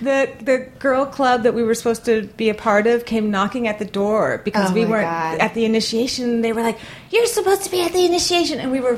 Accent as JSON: {"language": "English", "town": "Los Angeles", "region": "California", "country": "United States", "tie": "born or raised there", "said": "being from the Valley and then going into the punk rock scene when I was early teens, we would pretend like we weren't from the Valley."}